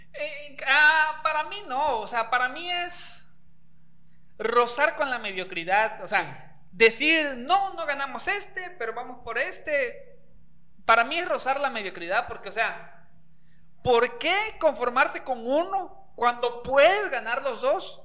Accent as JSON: {"language": "Spanish", "country": "Mexico", "said": "a mí como aficionado, como mexicano"}